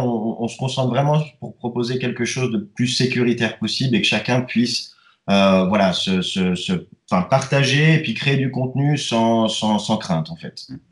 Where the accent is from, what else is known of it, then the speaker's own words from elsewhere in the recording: Switzerland; chez nous en Suisse